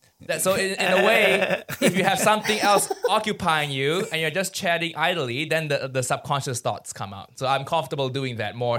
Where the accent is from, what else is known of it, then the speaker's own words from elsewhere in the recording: Malaysia; I grew up in Malaysia and my friend groups here, a lot of them are Malaysian.